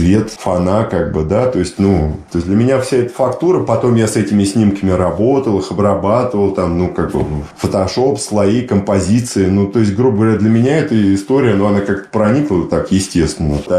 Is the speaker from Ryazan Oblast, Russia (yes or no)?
no; Moscow, Russia; Нет, Москва тоже дом. Я по ней скучаю, путешествую много по миру, ну и по месту, и по, ну, есть же малая родина, да, то есть вот, вот место, где ты родился, дворы, бульвары